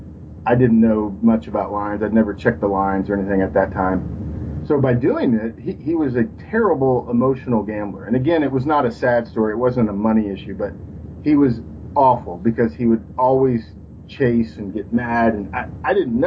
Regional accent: Texas, United States; I'm from Texas

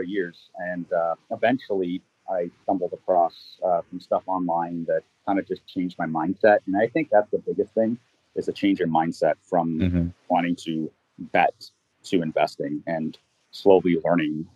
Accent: Toronto, Ontario, Canada; I'm from Toronto, Canada.

